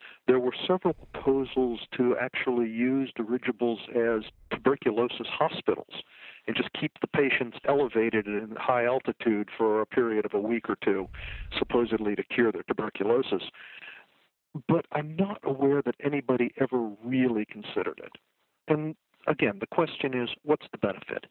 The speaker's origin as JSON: {"language": "English", "region": "Alaska", "country": "United States", "said": "I'm actually from Alaska in the States"}